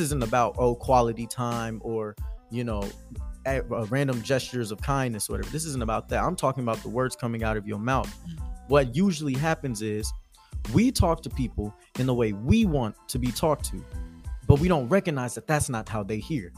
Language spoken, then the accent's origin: English; Houston, Texas, United States; moved away as an adult; now in Nashville, United States; born and raised in Houston, Texas